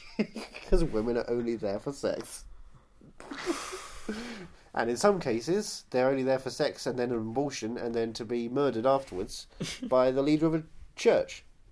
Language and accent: English; Louisiana, United States; I'm from Louisiana.